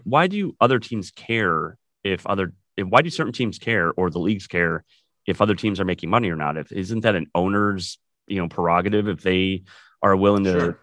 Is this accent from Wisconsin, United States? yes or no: yes; Wisconsin, United States; moved away as an adult; also born or lived in California; now in Southern California, United States; I'm originally from Wisconsin, as you can tell, and yeah. uh, moved to California about 20 years ago